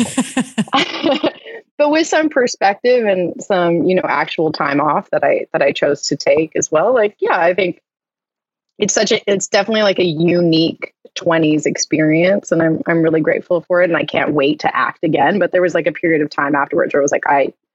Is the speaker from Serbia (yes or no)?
no; Vancouver, British Columbia, Canada; living in my hometown